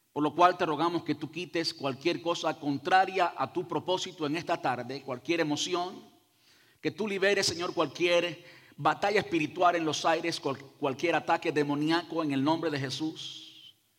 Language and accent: Spanish; Cuba; now in United States; Yo soy cubano y digo hacer, y digo oye compadre, y oye caballero, y todo eso